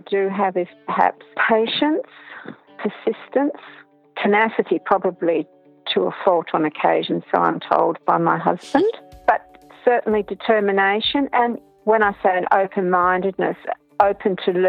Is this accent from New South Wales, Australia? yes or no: no; Tasmania, Australia; I was from Tasmania